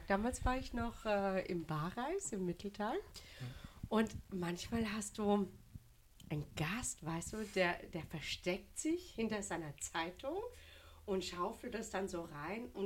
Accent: Au, Baden-Württemberg, Germany; Also ich komme ja gebürtig aus dem Hexental, also da lege ich Wert drauf

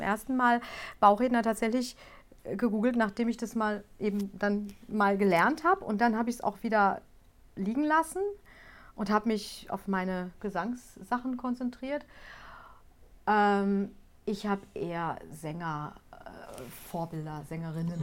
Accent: Gelsenkirchen, North Rhine-Westphalia, Germany; ich komme aus Gelsenkirchen

